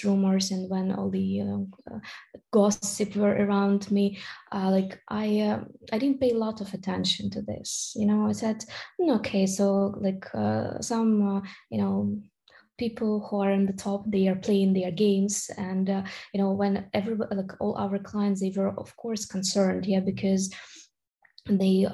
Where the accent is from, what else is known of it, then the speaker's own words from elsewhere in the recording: Kharkiv, Kharkiv Oblast, Ukraine; I'm from Kharkiv, Ukraine. So this is the eastern part of Ukraine